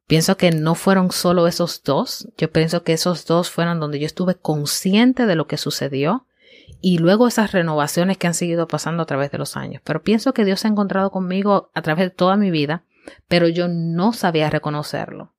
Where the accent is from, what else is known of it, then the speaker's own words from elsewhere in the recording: Dominican Republic; now in United States; soy dominicana, eh, llevo muchos años ya en Estados Unidos, así que llevo un tiempo ya viviendo fuera de, República Dominicana, pero mis raíces son dominicanas y amo mi país